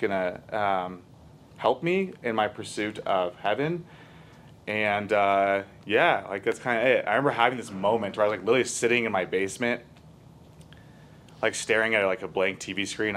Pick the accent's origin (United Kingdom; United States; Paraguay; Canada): United States; Littleton, Colorado; also born or lived in Denver; I grew up here in Littleton